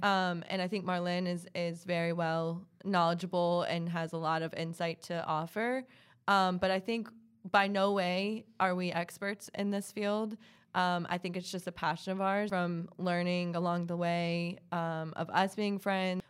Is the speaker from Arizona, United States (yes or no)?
no; Hilton Head, South Carolina, United States; moved away as an adult; also born or lived in Columbia, South Carolina; now in Charlotte, United States; I'm originally from Hilton Head, South Carolina. So from the coast, beach girl, um, I was born and raised there.